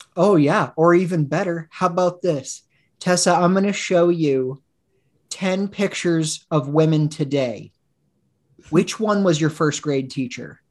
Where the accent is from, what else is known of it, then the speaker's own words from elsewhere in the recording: Woodland, Washington, United States; I grew up in Woodland, Washington